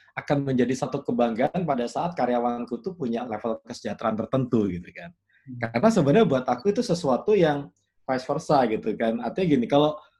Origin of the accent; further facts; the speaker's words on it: Yogyakarta, Special Region of Yogyakarta, Indonesia; Aku ini orang yang lahir besar di Jogja